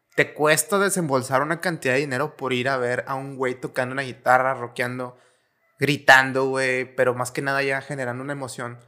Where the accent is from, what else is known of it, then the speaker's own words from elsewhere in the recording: Mexico; es algo muy representativo de los rockeros mexicanos, güey realmente somos muy rockeros